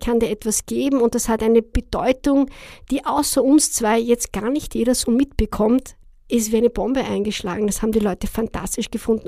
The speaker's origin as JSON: {"language": "German", "country": "Austria", "said": "als Österreicher"}